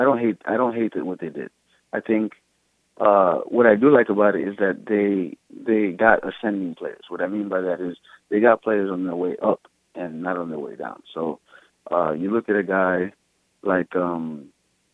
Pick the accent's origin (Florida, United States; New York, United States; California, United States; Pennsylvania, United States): New York, United States; New York City; I'm a New Yorker